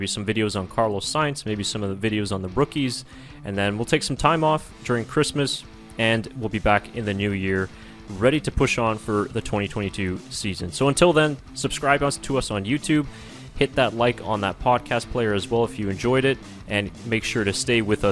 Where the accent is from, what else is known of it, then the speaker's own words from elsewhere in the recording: Canada; we are not Dutch, we are Canadian